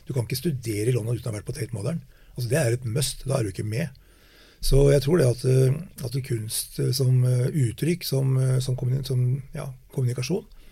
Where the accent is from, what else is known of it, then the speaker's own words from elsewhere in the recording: Norway; vi oppfatter oss selv som nordmenn